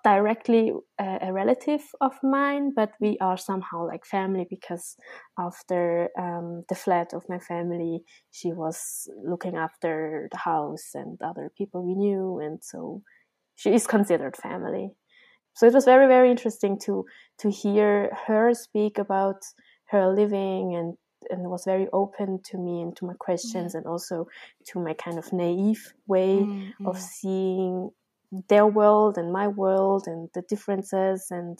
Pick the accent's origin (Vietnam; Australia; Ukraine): Vietnam; accent: Vietnamese, mixed central and Viet Lao; So my language, my Vietnamese accent is neither southern Vietnamese, nor is it really northern, nor is it really central, because it's mixed up for from the central to Viet Lao people.